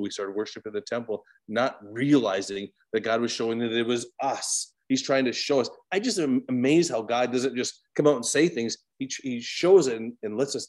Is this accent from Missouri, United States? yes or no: no; Williston, North Dakota, United States; I'm from Williston, North Dakota, which is an oil town.